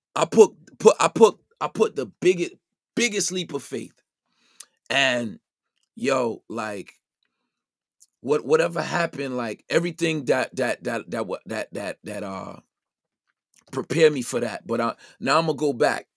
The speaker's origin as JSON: {"language": "English", "town": "New York City", "region": "New York", "country": "United States", "tie": "born or raised there", "said": "growing up in the Brownsville section of Brooklyn"}